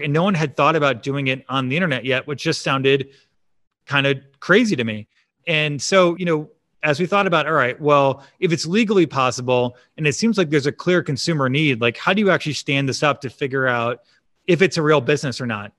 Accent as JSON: {"language": "English", "town": "Chicago", "region": "Illinois", "country": "United States", "tie": "born or raised there", "also_born_or_lived": "Champaign, Illinois / Austin, Texas", "said": "I grew up in the suburbs of Chicago in a big Italian family"}